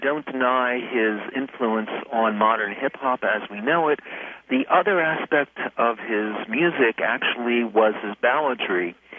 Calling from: Philadelphia, Pennsylvania, United States; I'm calling from Philadelphia

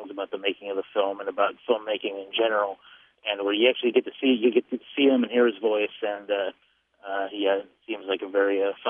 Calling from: Chicago, Illinois, United States; Yeah, this is …, and I'm from Chicago, and I listen to your show every week.

